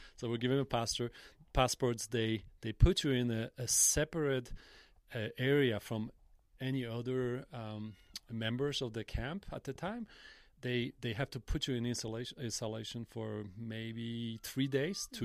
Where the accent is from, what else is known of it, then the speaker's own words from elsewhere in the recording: Jelenia Góra, Lower Silesian Voivodeship, Poland; in Poland, and I grew up in Jelenia Góra